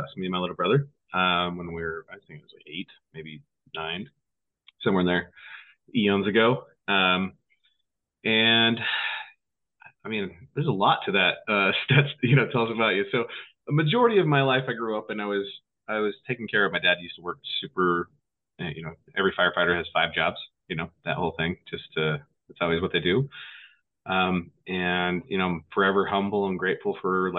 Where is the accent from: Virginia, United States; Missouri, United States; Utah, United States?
Utah, United States; West Jordan; now in Montana, United States; I grew up in West Jordan, Utah, a small town back in the day